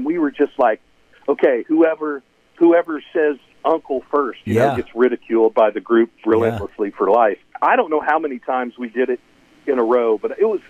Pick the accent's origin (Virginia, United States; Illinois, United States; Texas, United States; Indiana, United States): Indiana, United States; Lafayette; born or raised there